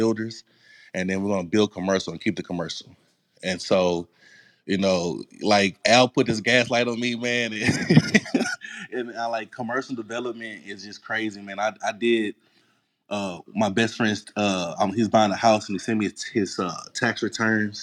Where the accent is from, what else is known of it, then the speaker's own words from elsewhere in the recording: Houston, Texas, United States; I'm from Third Ward. I'm from the hood